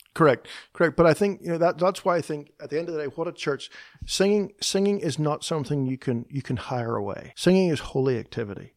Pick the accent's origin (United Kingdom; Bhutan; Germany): United Kingdom; Northern Ireland; moved away as an adult; now in Nashville, United States; Kristen and I both grew up in the north of Ireland